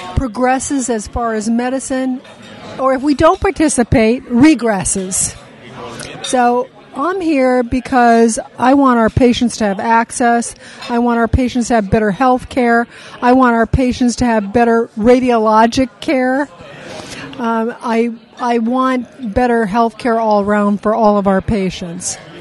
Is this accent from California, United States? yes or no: yes; California, United States; I'm from California